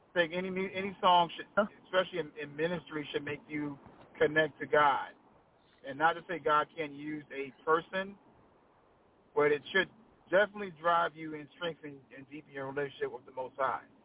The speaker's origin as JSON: {"language": "English", "town": "Washington", "region": "District of Columbia", "country": "United States", "tie": "born or raised there", "moved": "yes", "lives_now": "Anne Arundel County, Maryland, United States", "said": "That's where I grew up at in Southeast. Proud of it"}